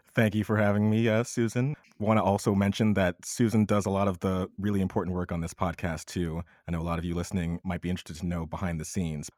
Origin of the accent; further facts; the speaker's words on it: United States; I'm a Black American, but I still experience my life as an American